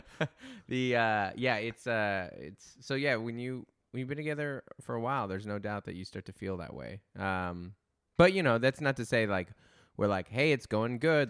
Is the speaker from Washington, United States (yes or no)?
yes; Federal Way, Washington, United States; I'm from Federal Way, Washington